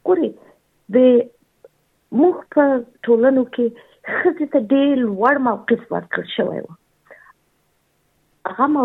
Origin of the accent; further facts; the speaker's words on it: Afghanistan; moved away; زه یو افغان یم